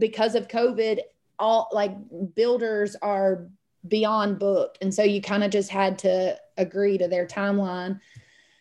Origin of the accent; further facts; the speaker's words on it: a small town neighbouring Griffin, Georgia, United States; now in Griffin, United States; the neighboring town is really small. It's actually where I grew up